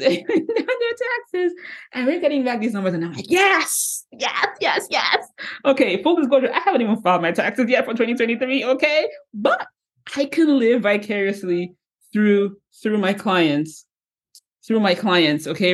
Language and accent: English; Nigeria; moved away; growing up back in Nigeria, I grew up in Nigeria